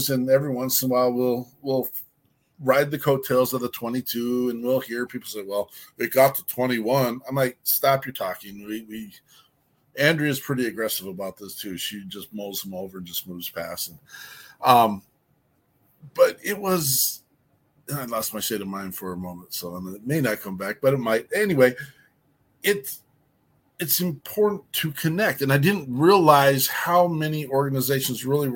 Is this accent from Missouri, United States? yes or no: no; Minnesota, United States; we're from Minnesota